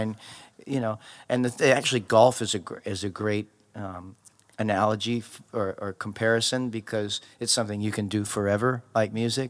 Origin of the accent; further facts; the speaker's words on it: Maui, Hawaii, United States; moved away; also born or lived in Los Angeles; I grew up in Maui, in Hawaii, and I had just gotten to L